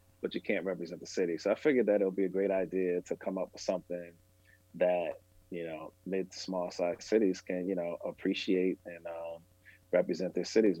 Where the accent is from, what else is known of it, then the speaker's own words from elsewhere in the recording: Massachusetts, United States; we are from Massachusetts, but we're not from Boston.